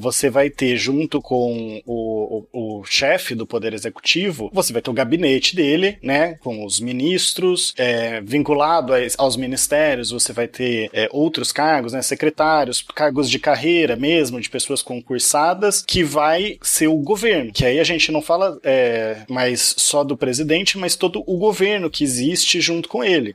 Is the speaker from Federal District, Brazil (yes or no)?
no; Piracicaba, São Paulo, Brazil; moved away; eu queria voltar lá para a minha cidade de Natal de Piracicaba